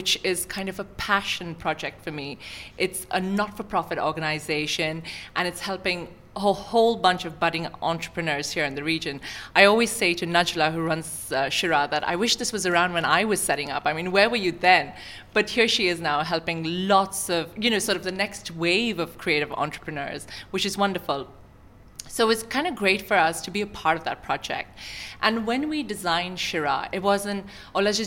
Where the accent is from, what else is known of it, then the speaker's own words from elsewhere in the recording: Sharjah, United Arab Emirates; I grew up in Sharjah. It's my home in many ways.